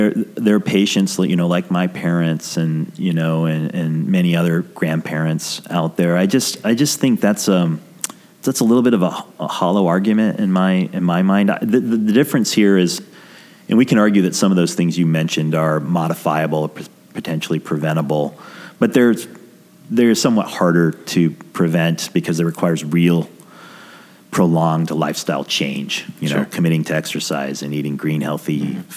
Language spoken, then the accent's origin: English; New Mexico, United States; I grew up in New Mexico, which is quite rural